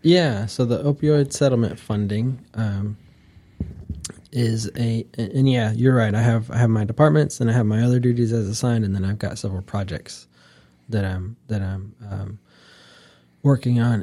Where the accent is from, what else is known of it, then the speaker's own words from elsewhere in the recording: Wooster, Ohio, United States; moved away as an adult; now in North Carolina, United States; I'm from Northeast Ohio, a little town called Worcester